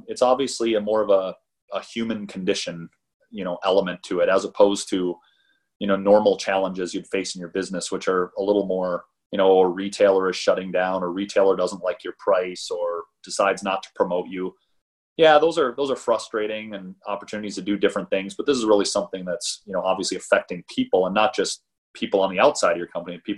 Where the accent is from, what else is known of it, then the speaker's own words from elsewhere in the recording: Midwest, United States; moved away; I'm from the Midwest originally